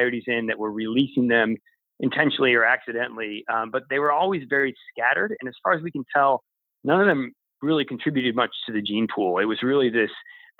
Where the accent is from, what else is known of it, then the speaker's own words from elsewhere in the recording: Michigan, United States; I grew up in Michigan and kind of in the suburbs, I guess, medium sized town